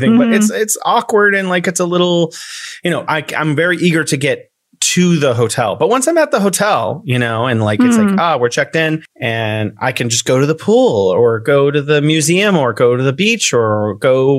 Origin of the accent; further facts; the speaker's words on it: California, United States; moved away as an adult; now in Wuhan, China; I'm originally from California in the US, and now I'm living in Wuhan, China